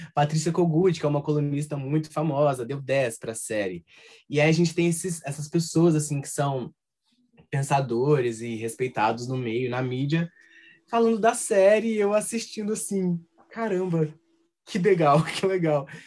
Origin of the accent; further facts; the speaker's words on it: Minas Gerais, Brazil; accent: mineiro; em alguns momentos o nosso sotaque aparece